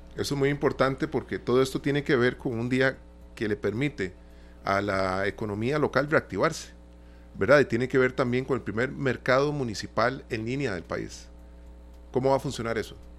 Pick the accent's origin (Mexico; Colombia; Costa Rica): Costa Rica; como costarricenses